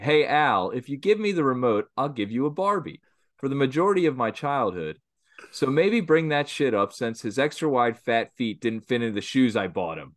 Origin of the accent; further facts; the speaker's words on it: Philadelphia, Pennsylvania, United States; We're from Philadelphia